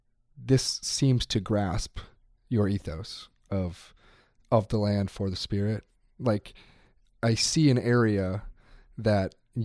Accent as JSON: {"language": "English", "region": "Wisconsin", "country": "United States", "said": "I'm from Wisconsin."}